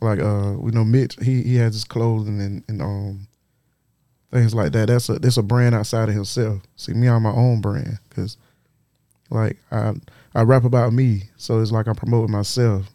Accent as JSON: {"language": "English", "town": "Florence", "region": "South Carolina", "country": "United States", "said": "I'm from Florence. I'm from Florence and Darlington"}